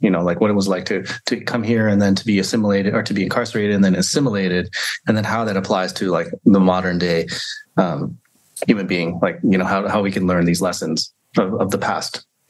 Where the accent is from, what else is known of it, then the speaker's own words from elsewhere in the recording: East Coast, United States; moved away as an adult; also born or lived in Seattle, Washington; now in Santa Cruz Mountains, California, United States; I was born in Seattle, but I'm mostly an East Coast person.